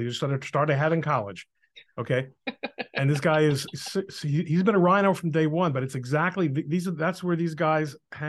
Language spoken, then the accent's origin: English; New Jersey, United States; also born or lived in Brooklyn, New York; when we were nine, we moved to New Jersey.